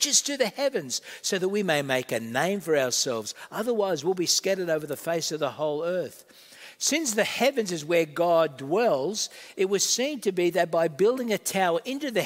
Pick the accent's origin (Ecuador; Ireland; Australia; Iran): Australia; also born or lived in Malta; I'm part Australian, part Maltese